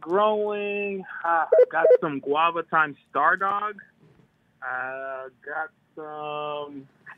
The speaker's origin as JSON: {"language": "English", "town": "Boston", "region": "Massachusetts", "country": "United States", "said": "all the way here from Boston, Mass."}